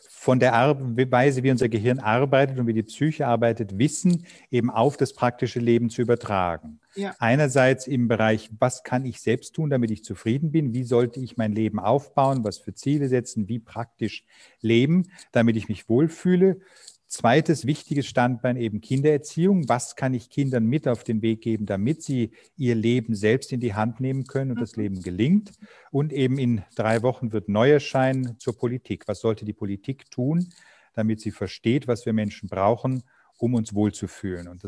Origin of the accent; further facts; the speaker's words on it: Germany; moved away as an adult; now in Vienna, Austria; Gebürtig bin ich Deutscher, aber lebe so. seit 24 Jahren jetzt in Wien